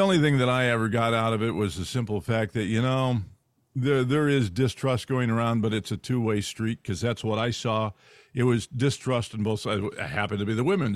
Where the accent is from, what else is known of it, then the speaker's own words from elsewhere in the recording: California, United States; moved away; I grew up in California